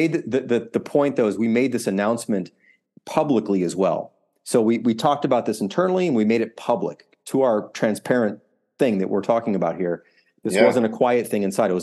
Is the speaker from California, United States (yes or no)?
no; Deerfield, Illinois, United States; I grew up in the suburbs of Chicago in a suburb called Deerfield, which is on the North Shore, for those who know the area.